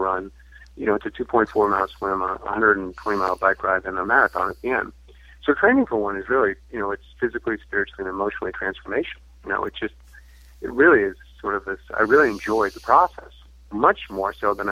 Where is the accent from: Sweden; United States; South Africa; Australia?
United States; Massachusetts; moved away as an adult; also born or lived in Arizona; I'm from Massachusetts, so I moved to Arizona in 2000 to pursue a master's degree